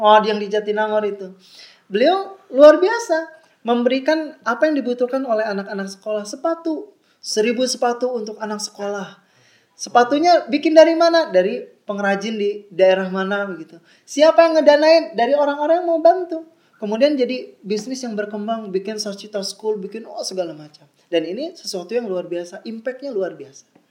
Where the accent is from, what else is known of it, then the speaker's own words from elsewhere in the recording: Bandung, West Java, Indonesia; Saya dari TK, lahir, SD, SMP, SMA, kuliah, S1, S2 di Bandung semua